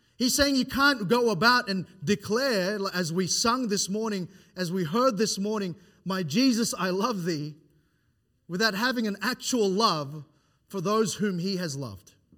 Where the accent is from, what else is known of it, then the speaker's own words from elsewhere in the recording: Philippines; now in Australia; I am Philippine Islands